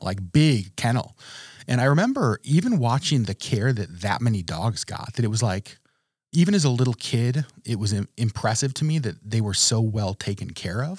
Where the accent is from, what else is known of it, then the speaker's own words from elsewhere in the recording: Trapper Creek, Alaska, United States; also born or lived in Connecticut; I was born in Connecticut. Um, and moved to Alaska when I was three years old. My family moved us to Trapper Creek, Alaska